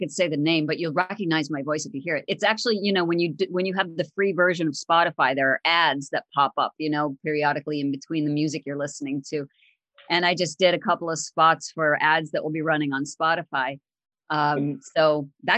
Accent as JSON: {"language": "English", "region": "upstate New York", "country": "United States", "tie": "born or raised there", "also_born_or_lived": "Northern Illinois", "said": "I actually am a pretty much a native New Yorker, although I was born in Illinois, in Northern Illinois, but my family moved down to New York, the New York, upstate New York area"}